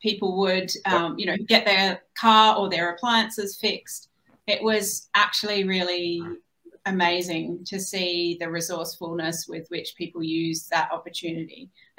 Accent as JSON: {"language": "English", "country": "Australia", "said": "Being Australian, I see US politics playing out a little bit at a distance"}